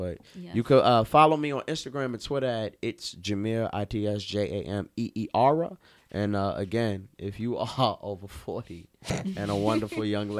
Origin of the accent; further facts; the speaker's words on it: New York City, New York, United States; I'm from Brooklyn.